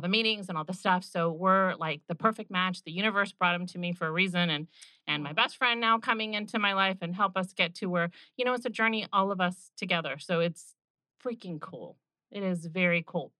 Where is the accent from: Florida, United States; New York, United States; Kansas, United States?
Florida, United States; Orlando; I grew up going in Orlando to Bay Hill